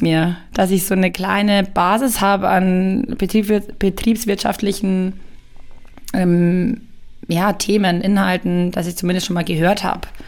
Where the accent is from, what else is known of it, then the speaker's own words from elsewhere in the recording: Ingolstadt, Bavaria, Germany; also born or lived in Bayreuth; Ich habe hier mein Abi gemacht in Ingolstadt